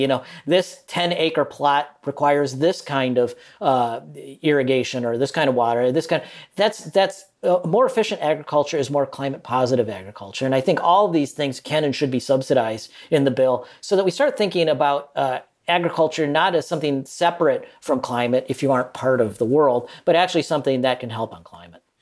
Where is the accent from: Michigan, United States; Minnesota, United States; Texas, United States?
Minnesota, United States; now in Malaysia; I'm from Minnesota